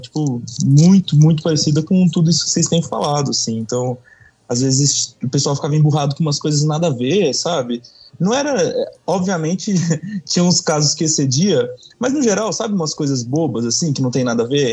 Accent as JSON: {"language": "Portuguese", "region": "São Paulo", "country": "Brazil", "said": "eu sou paulista, mas meu pai é ah, de Juiz de Fora"}